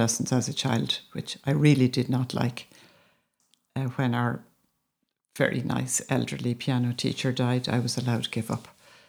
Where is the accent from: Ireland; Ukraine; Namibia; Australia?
Ireland; Dublin, Leinster; moved away as an adult; now in Galway, Ireland; I grew up in Dublin. I went to college in UCD